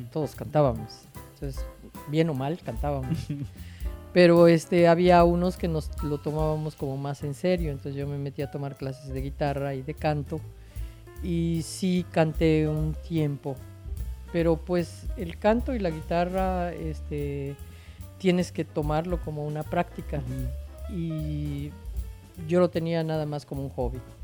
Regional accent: Mérida, Yucatán, Mexico; Yo soy santiaguera, junto con mis amigos de la cuadra

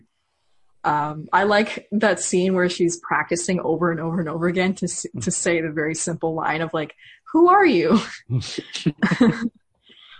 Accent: United States; as an American

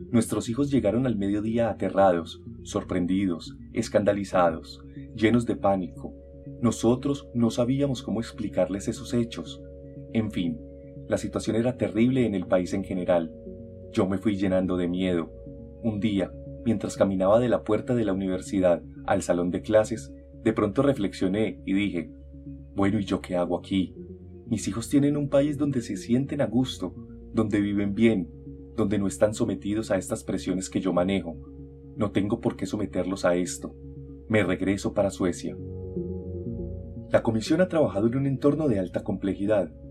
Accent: Colombia; now in United States; Me preguntaban los amigos en Estados Unidos por los hechos por los que salí de Colombia y no me creían.

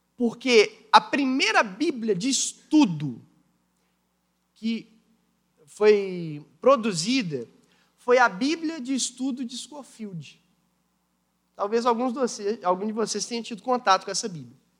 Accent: Brazil; nós somos brasileiros

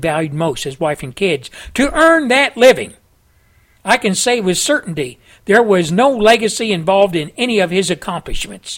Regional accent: United States; As an American, born and raised here in a poor family that had nothing

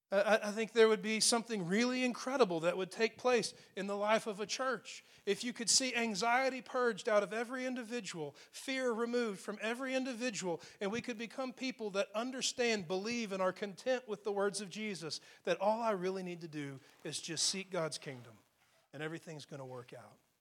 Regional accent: Texas, United States; I grew up in Texas

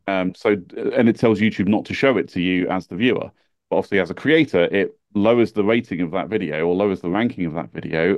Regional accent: United Kingdom; accent: British; being British

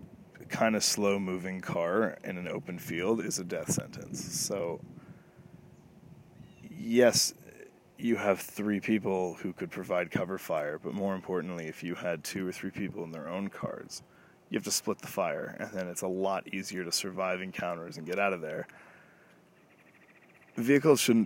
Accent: Toronto, Ontario, Canada; I'm Canadian, if I haven't mentioned it, and obviously Toronto.

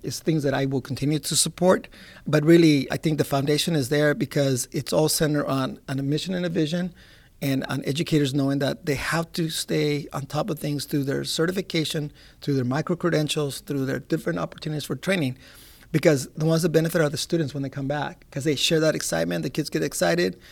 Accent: Alameda, California, United States; also born or lived in Long Beach, California; I grew up in Alameda, California, which is a naval base, and, uh, I was the only Mexican student, the only Spanish-speaking student.

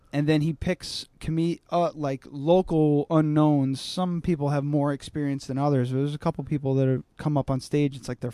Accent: New York, United States; I'm from New York.

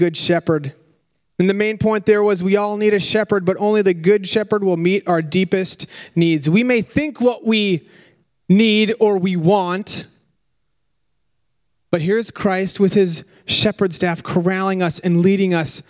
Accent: Minnesota, United States; We're from Minnesota

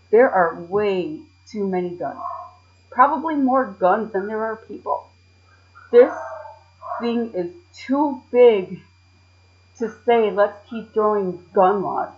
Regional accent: Chicago, Illinois, United States; accent: city voice; I was born and raised in Chicago

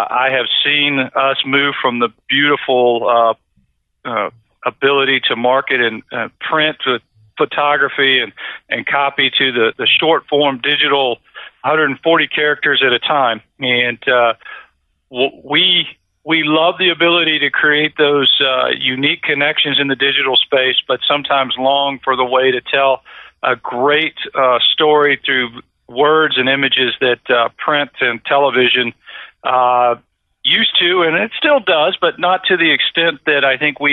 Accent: Alexander City, Alabama, United States; born or raised there

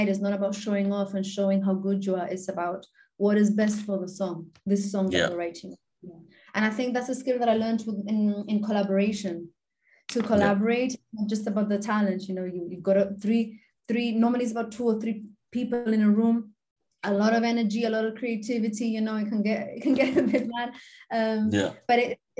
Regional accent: Gibraltar; I'm normally the only Gibraltarian there

